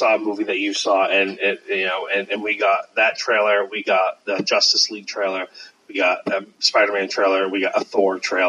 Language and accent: English; United Kingdom; One is such an arrogant prick because we're British.